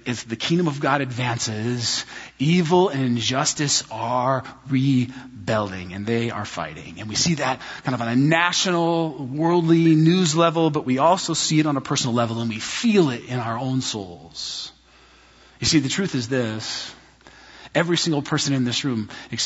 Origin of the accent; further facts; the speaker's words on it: United States; American Christians